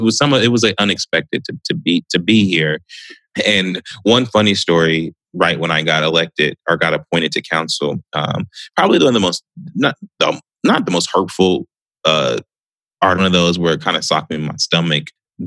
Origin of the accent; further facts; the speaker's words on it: Southfield, Michigan, United States; I mean, I was from Southfield.